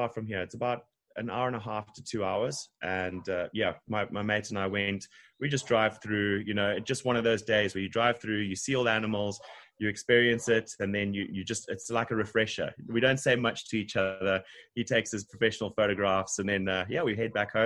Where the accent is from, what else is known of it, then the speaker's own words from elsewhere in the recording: Harare, Zimbabwe; moved away as an adult; now in Durban, South Africa; Originally from Zimbabwe, country above South Africa, in Harare.